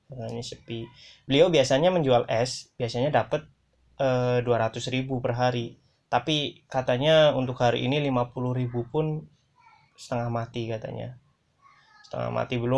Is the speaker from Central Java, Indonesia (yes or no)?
yes; Pemalang, Central Java, Indonesia; Nah, di kampung-kampungku, di desa-desaku di Pemalang juga aku melihat sudah melihat nih